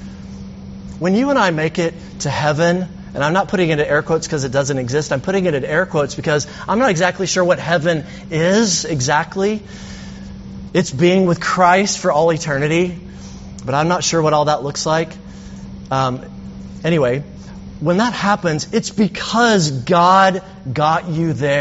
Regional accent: Alabama, United States; I'm from Alabama

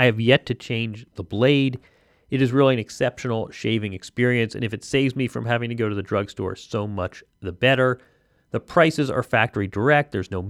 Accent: Indiana, United States; I'm from Indiana

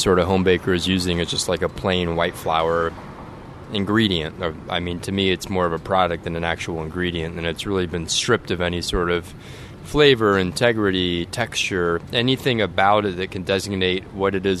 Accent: California, United States; moved away as an adult; now in New Orleans, United States; I grew up in California, and I moved to New Orleans in 2009

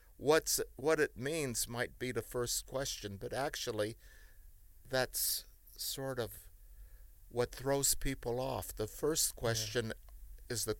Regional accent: Kentucky, United States; also born or lived in Europe / Cleveland, Ohio / Memphis / Houston; now in Chicago, United States; Originally, I was born in Europe but raised in Kentucky

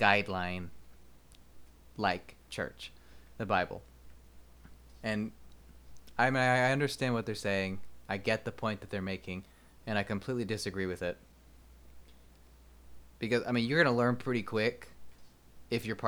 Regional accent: Bastrop, Texas, United States; I grew up in Bastrop

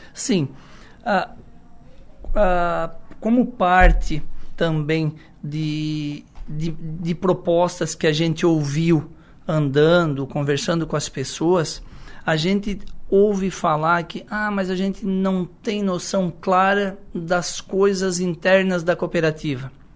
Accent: Içara, Santa Catarina, Brazil; eu sou da, do Poço 3, uma comunidade do interior, morei por bastante tempo na terceira linha, interior

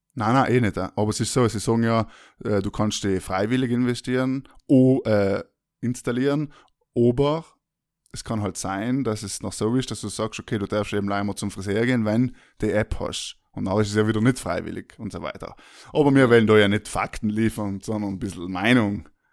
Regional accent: South Tyrol, Trentino-Alto Adige, Italy; wir sind aus Südtirol, beide

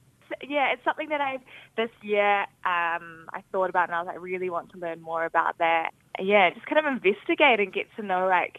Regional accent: Auckland, New Zealand; I grew up in Auckland with my family

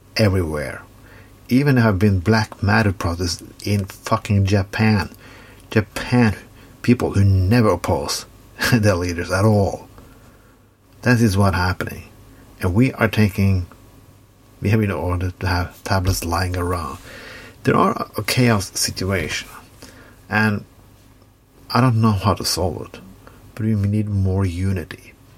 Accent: Norway

